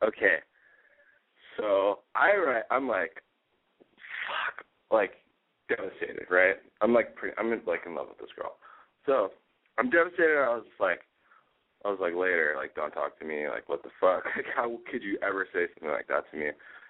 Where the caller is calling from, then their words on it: Las Vegas, Nevada, United States; I am calling from Las Vegas, and I live in Los Angeles.